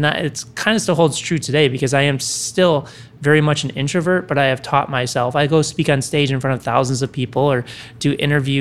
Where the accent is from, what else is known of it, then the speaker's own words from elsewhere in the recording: Chicago, Illinois, United States; Originally from Chicago, so that's where I grew up